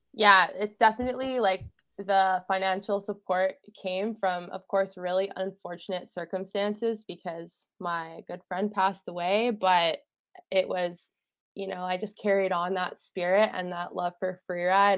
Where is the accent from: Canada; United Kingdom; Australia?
Canada; Fernie, British Columbia; also born or lived in Vancouver Island; now in Squamish, Canada; I grew up in Fernie and now I live in Squamish.